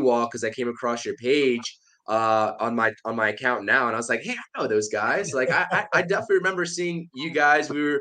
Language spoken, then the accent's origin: English; New York City, New York, United States; I'm from Queens originally